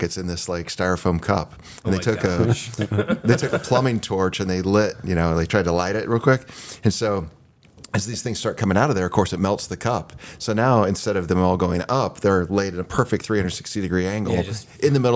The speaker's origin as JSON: {"language": "English", "region": "Missouri", "country": "United States", "tie": "born or raised there", "said": "I grew up in Missouri"}